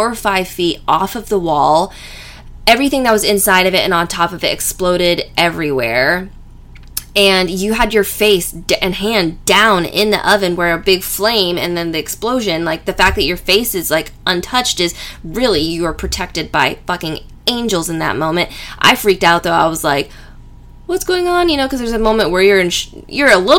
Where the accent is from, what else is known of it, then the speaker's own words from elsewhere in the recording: California, United States; I'm from California